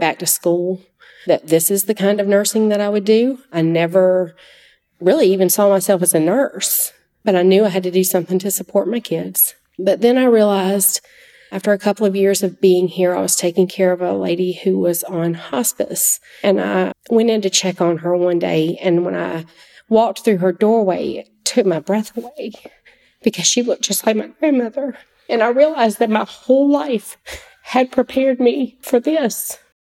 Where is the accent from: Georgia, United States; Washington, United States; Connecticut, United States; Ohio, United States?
Georgia, United States; Oconee County; I grew up in Oconee County